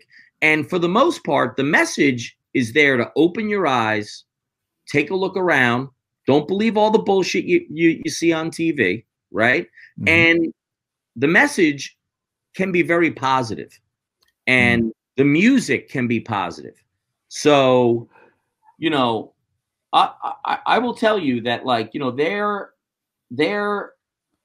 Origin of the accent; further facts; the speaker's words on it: United States; I'm an American citizen